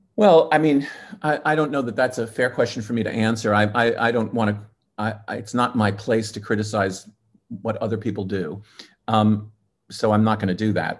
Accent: New York, United States; I grew up in New York

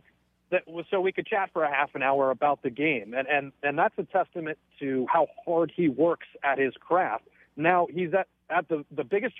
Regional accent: United States; being an American in quote-unquote their game.

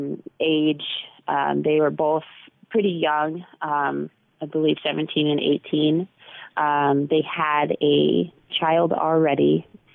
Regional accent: Massachusetts, United States; also born or lived in Texas; I was born in Texas. She flew with me from Texas to Massachusetts, and that's where my parents kind of met me

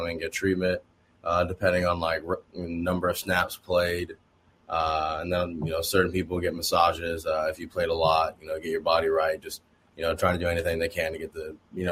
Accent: Oregon, United States; moved away as an adult; also born or lived in Indiana (Notre Dame); I came from Oregon

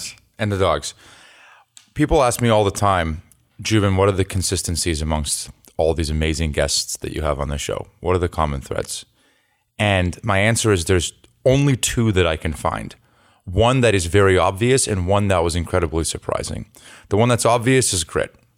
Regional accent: Los Altos, California, United States; moved away; I'm from the Bay Area

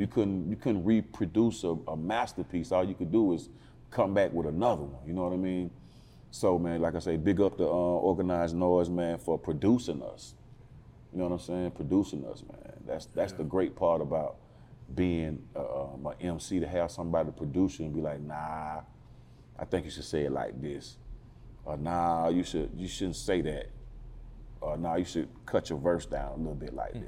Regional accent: Atlanta, Georgia, United States; I'm um, born and raised in Northwest Atlanta.

